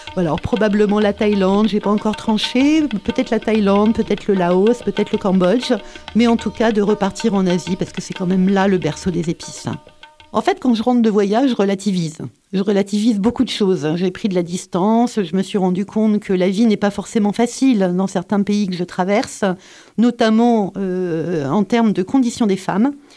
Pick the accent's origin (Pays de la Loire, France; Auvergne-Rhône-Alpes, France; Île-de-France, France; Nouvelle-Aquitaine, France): Île-de-France, France; Paris; moved away as an adult; now in Montpellier, France; je suis née à Paris euh, et j'habite à Montpellier depuis 30